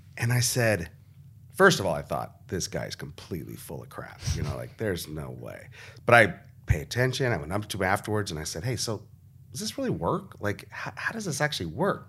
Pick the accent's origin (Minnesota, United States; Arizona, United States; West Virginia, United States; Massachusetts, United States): Arizona, United States; the reason I'm from Arizona is because my grandparents picked up their family and drove across the country from Nebraska to Arizona